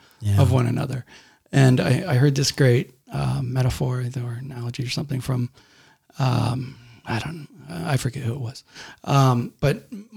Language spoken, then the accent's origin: English; Garden Grove, California, United States; born or raised there